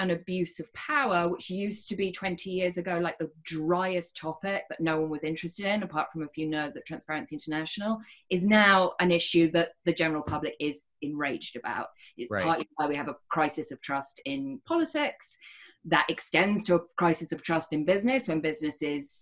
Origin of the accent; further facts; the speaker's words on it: United Kingdom; moved away; And I'm British.